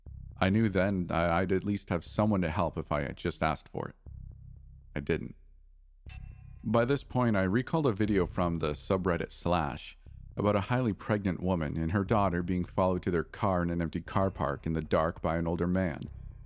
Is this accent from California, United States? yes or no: yes; East Los Angeles, California, United States; For context, my older brother and I grew up in East LA, in a small house that had a metal gate